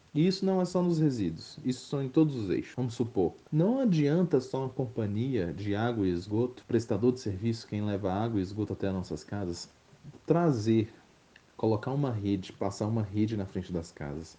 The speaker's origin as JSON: {"language": "Portuguese", "town": "Brasília", "region": "Federal District", "country": "Brazil", "tie": "born or raised there", "said": "sou daqui de Brasília, sempre morei e atuo aqui em Brasília também"}